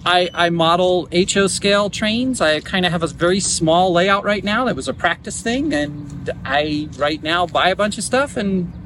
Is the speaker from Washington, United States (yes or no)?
yes; a town north of Seattle, Washington, United States; I am from a town north of Seattle, Washington.